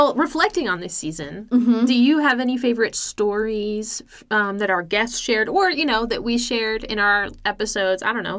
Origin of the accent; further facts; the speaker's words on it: East Coast, United States; You know, we're from the East Coast.